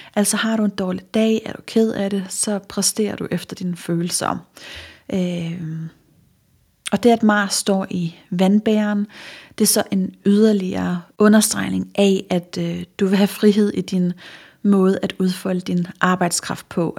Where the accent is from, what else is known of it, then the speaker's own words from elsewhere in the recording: Funen, Southern Denmark, Denmark; nu er jeg fra Fyn